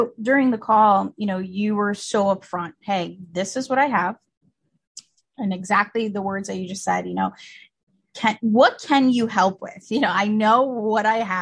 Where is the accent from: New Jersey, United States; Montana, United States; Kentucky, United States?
New Jersey, United States; also born or lived in Colombia; I was born here, first generation American, actually in New Jersey, but both of my parents and even my brother, my whole immediate family is from Colombia, South America.